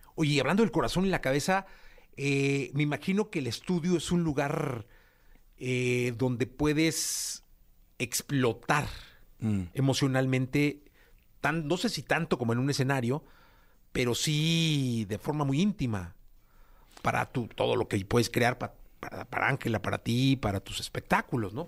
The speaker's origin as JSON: {"language": "Spanish", "town": "Guadalajara", "region": "Jalisco", "country": "Mexico", "said": "somos, somos de Guadalajara"}